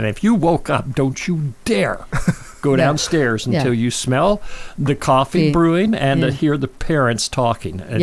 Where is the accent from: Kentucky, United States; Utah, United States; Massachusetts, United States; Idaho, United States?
Utah, United States; Heber City; moved away; I grew up in a small Mormon town, Mormon-based town, Heber City, Utah